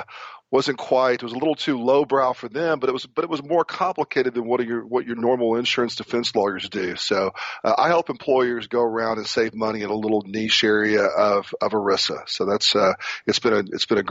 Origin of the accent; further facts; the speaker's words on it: Corpus Christi, Texas, United States; moved away as an adult; also born or lived in Houston, Texas / San Antonio, Texas / Memphis, Tennessee; I grew up in Corpus Christi, Texas